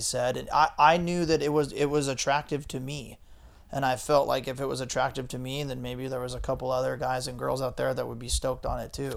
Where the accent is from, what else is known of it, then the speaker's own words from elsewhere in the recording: Ventura, California, United States; also born or lived in San Diego; I grew up in Ventura, um, just south of Santa Barbara there and grew up surfing.